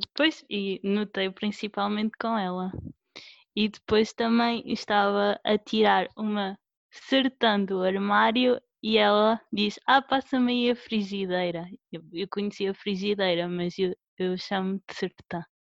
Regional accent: Condeixa-a-Nova, Centro, Portugal; accent: central Portuguese; also born or lived in Coimbra / Aveiro; Aprendi há pouco tempo que tenho sotaque

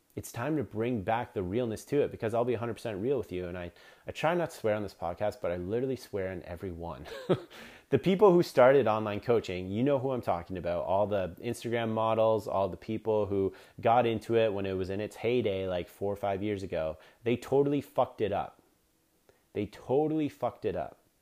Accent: Canada; I'm Canadian

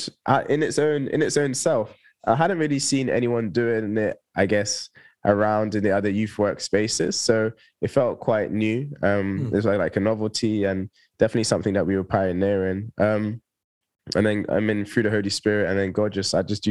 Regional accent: Toulouse, Occitania, France; moved away as an adult; also born or lived in Bristol; now in London, United Kingdom; I was born in Bristol, but I actually grew up in the south of France in a little city called Toulouse. So I moved there when I was 3 with my family

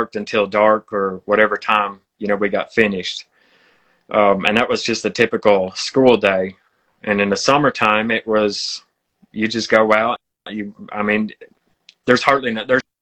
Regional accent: Western Pennsylvania, United States; I was born and raised in Western Pennsylvania.

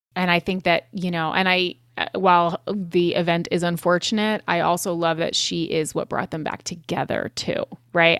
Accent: Connecticut, United States; born or raised there; moved away

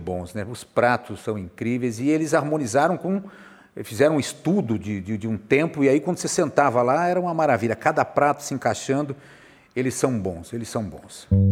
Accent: Bauru, São Paulo, Brazil; moved away as an adult; now in Rio de Janeiro, Brazil; Eu sou de Bauru. Bauru, eu morei na zona rural de Bauru durante um tempo, a minha infância eu morei

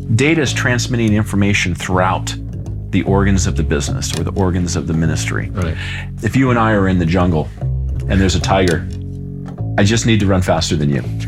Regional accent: Los Angeles, California, United States; moved away as an adult; I grew up in Los Angeles, California, and lived there the first 20 plus years of my life

